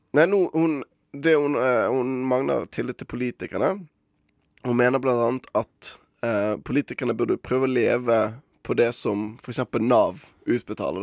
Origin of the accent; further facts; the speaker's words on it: Bergen, Vestland, Norway; mitt ansvar som bergenser